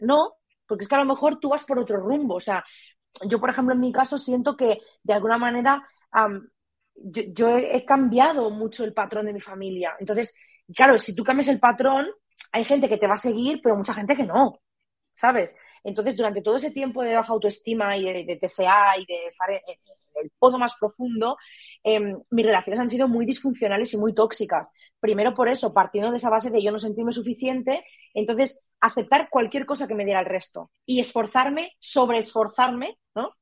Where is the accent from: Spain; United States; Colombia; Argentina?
Spain; Barcelona, Catalonia; moved away as an adult; also born or lived in Murcia; yo soy de Barcelona, me fui a vivir a Murcia